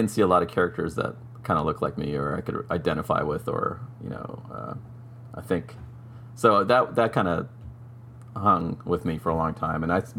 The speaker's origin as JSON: {"language": "English", "country": "Sri Lanka", "tie": "born there", "said": "I was born in Sri Lanka, which is a former British colony"}